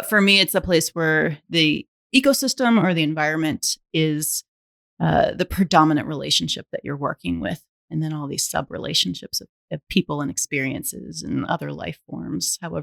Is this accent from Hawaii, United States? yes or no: no; Alabama, United States; I was born and raised in Alabama.